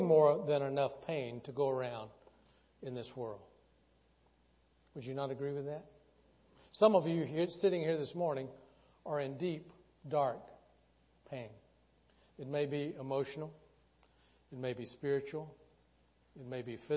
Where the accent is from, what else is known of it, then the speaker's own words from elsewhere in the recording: the South, United States; growing up in the South